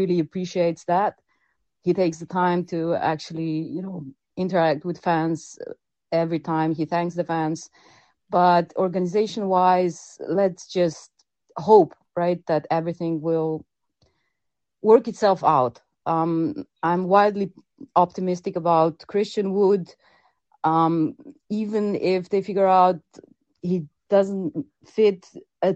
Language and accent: English; Slovenia; I'm from Slovenia